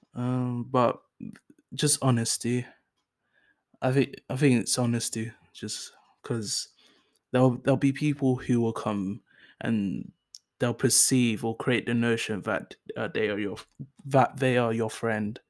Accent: London, United Kingdom; first language English; also born or lived in Enfield, North London; I moved to South London. Um, I moved to South Norwood

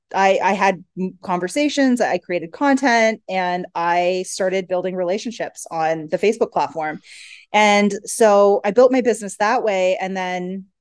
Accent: Canada; So we're originally Canadian. Okay. So, you know, Canadian winters aren't anything to laugh at.

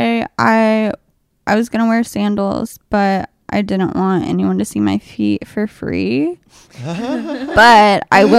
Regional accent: Charlotte, North Carolina, United States; now in Greenville, United States; I'm from Charlotte.

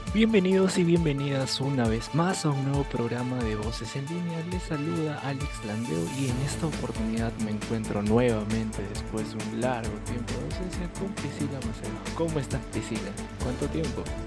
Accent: Peru; como peruano

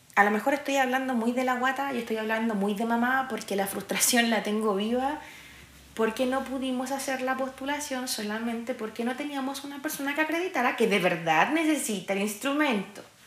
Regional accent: Santiago, Santiago Metropolitan Region, Chile; also born or lived in Cerro Navia; Nací y crecí en Quinta Normal, donde pasa exactamente lo mismo, y ahora vivo en Cerro Navia.

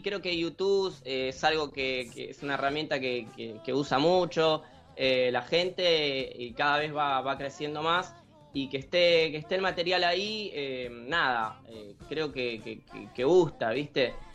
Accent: Buenos Aires Province, Argentina; de Zona Oeste, que es de donde soy

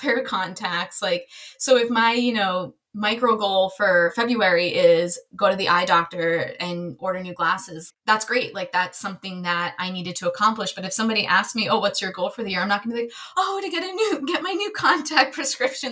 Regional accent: right outside of Massachusetts, United States; now in Maryland, United States; I grew up right outside of Massachusetts.

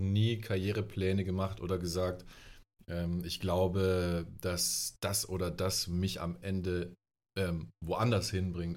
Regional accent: Germany; moved away as an adult; now in Ludwigsburg, Germany; ich komme ursprünglich vom Bodensee, dort bin ich äh, aufgewachsen

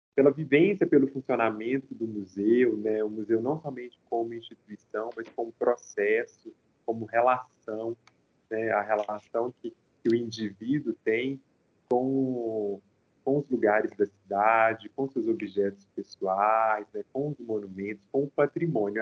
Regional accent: interior of Minas Gerais, Brazil; eu sou do interior de Minas. Né? Então a gente não tinha tanto acesso a equipamentos culturais

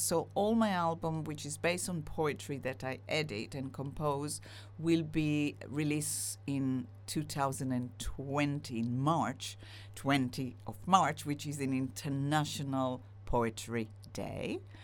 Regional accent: Israel; now in United Kingdom; I'm split Israeli, split British

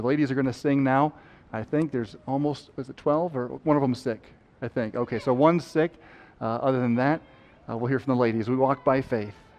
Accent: Wisconsin, United States; growing up in Wisconsin

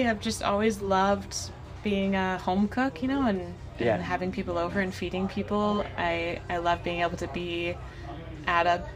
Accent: Maine, United States; moved away as an adult; also born or lived in Portland, Maine / Bar Harbor, Maine; now in East Montpelier, United States; I'm from Maine originally. Mm-hmm. Grew up there

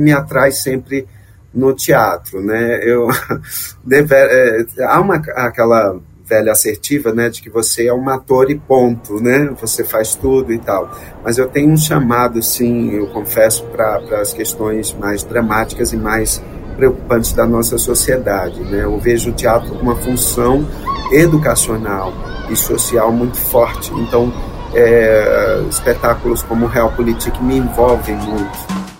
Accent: Alagoas, Brazil; Eu sou alagoano

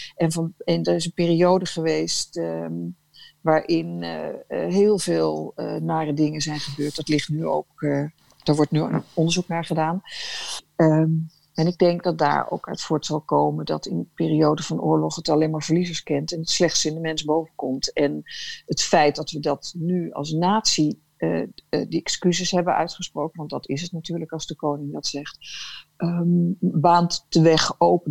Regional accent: Netherlands; als Nederlander

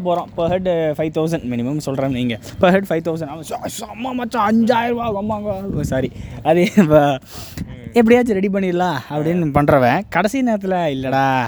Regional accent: Coimbatore, Tamil Nadu, India; நாங்கள் கோயம்புத்தூர்காரங்க

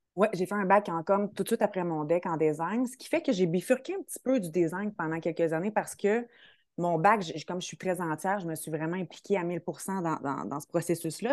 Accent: Quebec City, Quebec, Canada; j'ai fait un DEC au Collège Garneau, je suis de Québec

